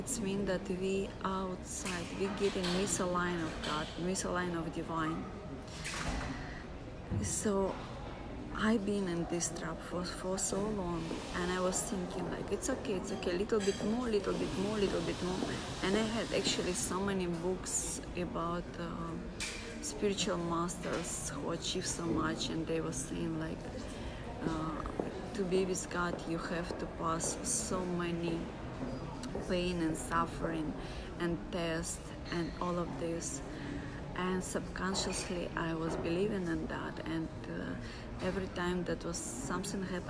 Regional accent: Russia; I come from Russia

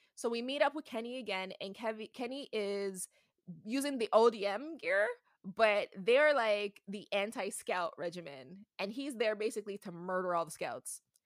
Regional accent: Canada; I'm from Canada

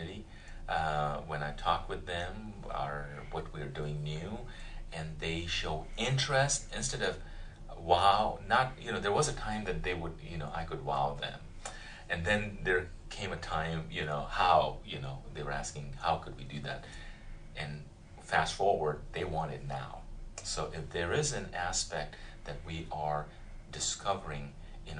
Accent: Punjab, India; moved away as an adult; now in United States; I grew up in India, in the north, central part, and originally from the state of Punjab

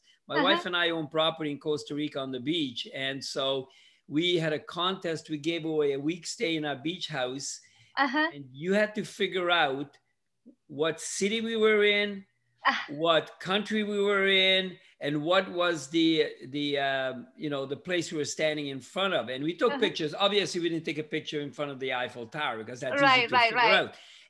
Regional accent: Hungary; English is a second language; also born or lived in Canada; now in United States; I immigrated from Hungary in 1963 to Canada. I lived there for 40 years, and I moved to the US in 2002.

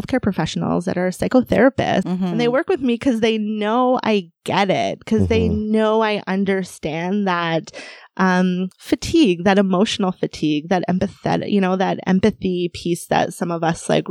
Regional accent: Canada; I was born in Canada

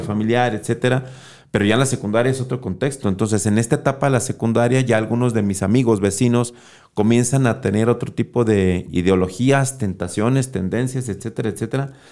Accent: Guadalajara, Jalisco, Mexico; Desde mis cinco años llegué a Miravalle y después de los cinco años, pues ya hasta la fecha

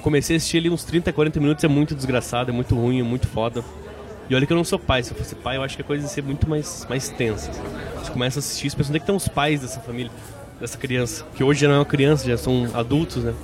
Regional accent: Brazil; eu, como brasileiro

